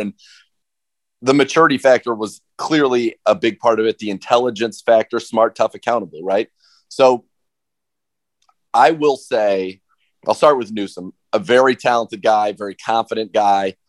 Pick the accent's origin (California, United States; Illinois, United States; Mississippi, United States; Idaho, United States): California, United States; San Francisco Bay Area; now in Cleveland, United States; I grew up in the San Francisco Bay Area